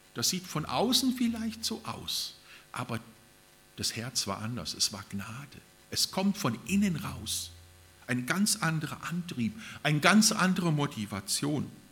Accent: Germany; also born or lived in Japan; bei uns in Deutschland

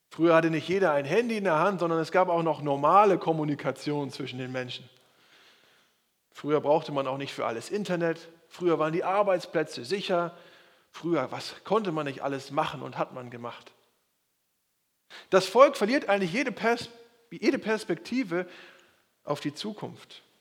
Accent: Schleswig-Holstein, Germany; ganz im Süden von Bayern und ich komme aus Schleswig-Holstein.

